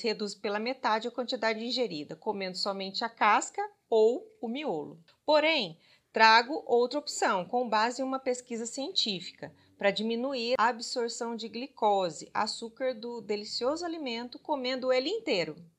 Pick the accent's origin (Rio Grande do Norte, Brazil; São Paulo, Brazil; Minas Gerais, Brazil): Minas Gerais, Brazil; como boa mineira